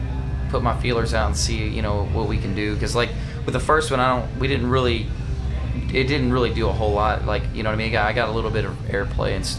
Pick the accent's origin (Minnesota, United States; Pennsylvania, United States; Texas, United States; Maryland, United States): Texas, United States; Dickinson; now in Friendswood, United States; I grew up in Dickinson